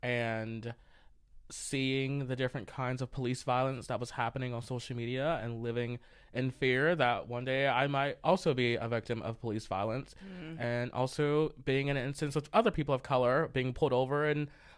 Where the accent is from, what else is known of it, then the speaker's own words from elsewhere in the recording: the South, United States; I identify as a Southerner.